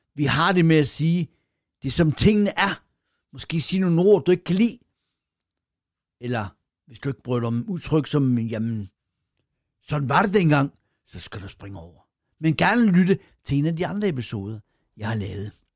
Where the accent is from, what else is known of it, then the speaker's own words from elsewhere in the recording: Randers, Central Denmark Region, Denmark; min barndom i det nordlige Randers